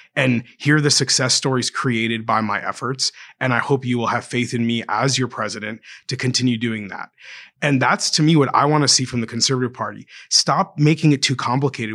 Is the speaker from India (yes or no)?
no; Canada; I'm just a Canadian, I mean, my father's from Kenya, my mother's from Ireland